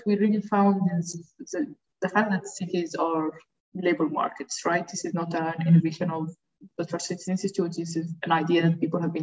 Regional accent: Alexandria, Alexandria Governorate, Egypt; I'm originally from Alexandria, Egypt

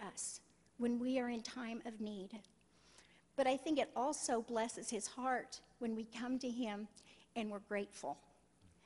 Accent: Kansas, United States; I'm from Kansas.

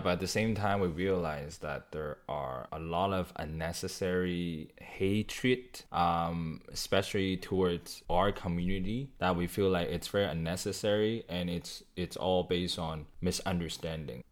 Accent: Vancouver, British Columbia, Canada; growing up in Vancouver

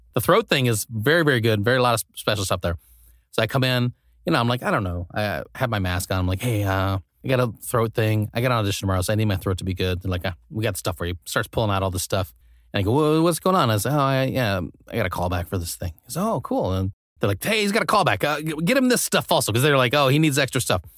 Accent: Nebraska, United States; now in Los Angeles, United States; I grew up in Nebraska, which is pretty close to Denver.

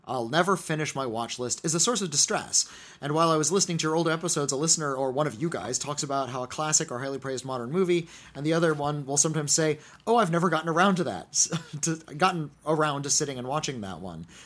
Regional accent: Rio de Janeiro, Brazil; English is a second language; I am from Rio de Janeiro in Brazil

